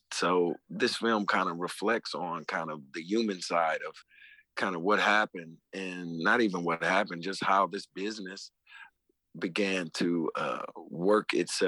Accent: Detroit, Michigan, United States; not only coming up in Detroit, I mean, where I'm from, just like in New Orleans, where kids are gravitate to brass band instruments, you know, growing up in my neighborhood, kids gravitated to turntables

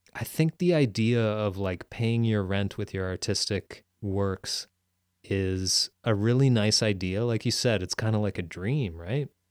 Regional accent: Peterborough, Ontario, Canada; moved away; also born or lived in Ottawa; in my hometown in Peterborough

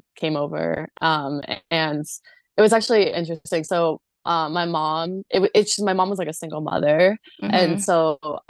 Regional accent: Southern Vermont, United States; moved away as an adult; also born or lived in Yangzhou, China / New Hampshire; now in Honolulu, United States; I grew up in Southern Vermont

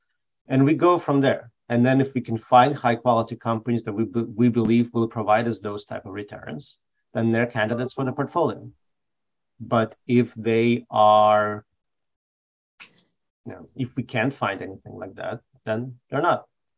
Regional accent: Belarus; born there; So I was born in Belarus

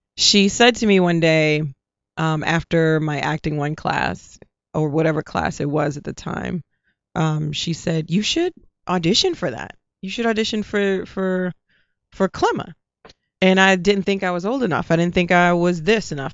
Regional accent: New Orleans, Louisiana, United States; moved away as an adult; also born or lived in New York; I'm from New Orleans

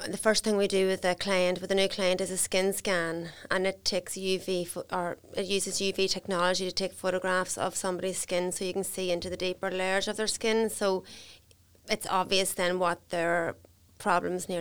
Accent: Crossmaglen, Northern Ireland, United Kingdom; I'm from Cross McGlen in County Armagh

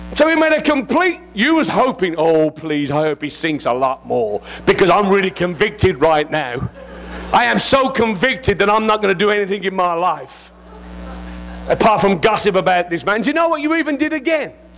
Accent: England, United Kingdom; I'm English

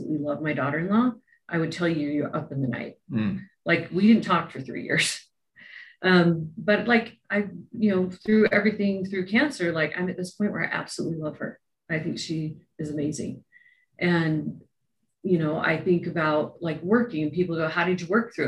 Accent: Utah, United States; I grew up in Utah

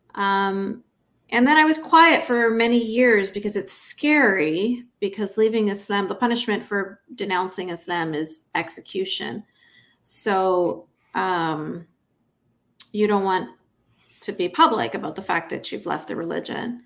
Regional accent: Canada; I grew up in Canada in a fundamentalist Muslim household

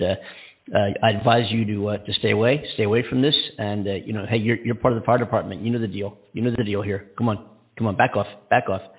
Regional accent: near Philadelphia, Pennsylvania, United States; right near my hometown. Right, um, I tell people I'm from Philly because they wouldn't recognize where I was from

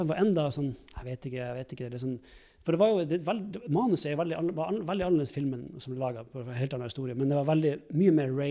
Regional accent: Alta, Finnmark, Norway; Jeg er hjemme i Alta og vi har snakka en stund for Kurt Josef-karakteren lagde vi en gang til et radioprogram.

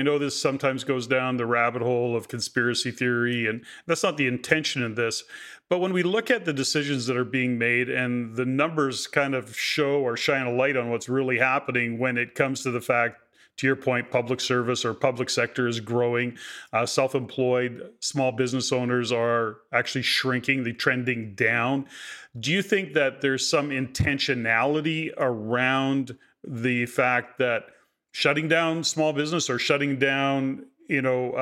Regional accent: Alberta, Canada; also born or lived in Fraser Valley, British Columbia; I born and raised in Alberta

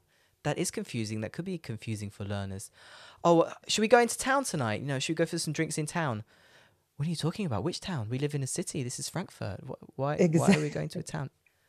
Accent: Leicester, East Midlands, United Kingdom; Like, for example, I'm from Leicester, which is a city

